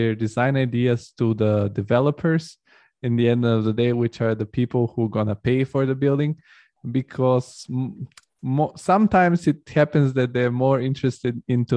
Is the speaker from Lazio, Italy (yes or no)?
yes; Rome, Lazio, Italy; now in Frankfurt, Germany; I grew up in Rome